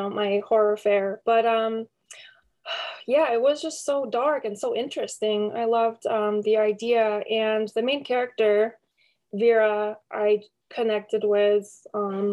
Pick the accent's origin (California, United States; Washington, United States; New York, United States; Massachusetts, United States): New York, United States; Syracuse; I was raised in Syracuse. I grew up here